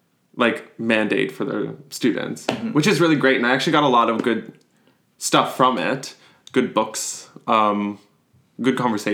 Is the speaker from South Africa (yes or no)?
no; Boularderie Island, Nova Scotia, Canada; So I went to school in Sydney Mines, North Sydney area.